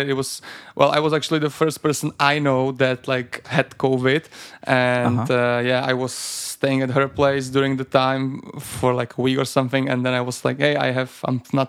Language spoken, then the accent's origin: English; Vsetín, Zlín Region, Czechia; now in Prague, Czech Republic; I'm from Vsetín, a small city in the eastern part of Czech Republic. And yeah, I've been living in Prague for